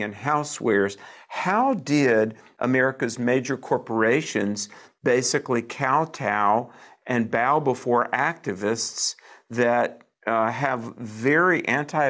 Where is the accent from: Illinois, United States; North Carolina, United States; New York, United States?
North Carolina, United States; my home state of North Carolina